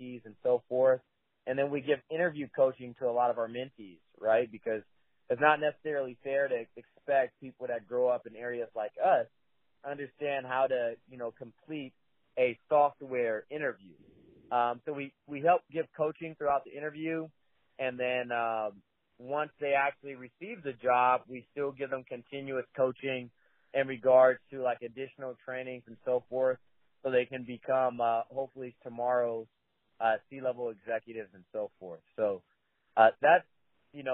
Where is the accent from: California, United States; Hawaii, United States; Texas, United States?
California, United States; Richmond; Originally, I'm from the East Bay. I was raised by a single mom and a little city called Richmond. It's not too far from Oakland